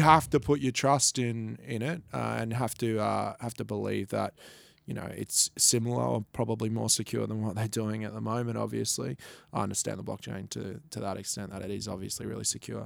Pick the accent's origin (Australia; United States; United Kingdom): Australia; Gold Coast, Queensland; I'm from the Gold Coast